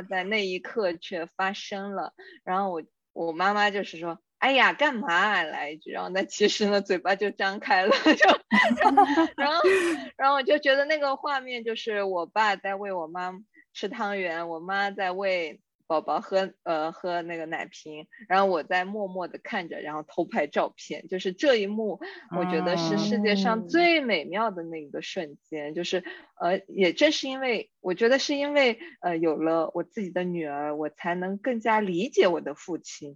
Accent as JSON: {"language": "Chinese", "region": "southern China", "country": "China", "accent": "southern", "said": "作为南方人"}